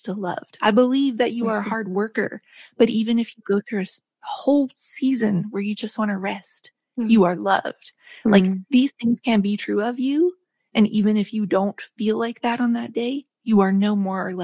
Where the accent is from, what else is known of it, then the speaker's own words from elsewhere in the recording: West Virginia, United States; where I grew up in West Virginia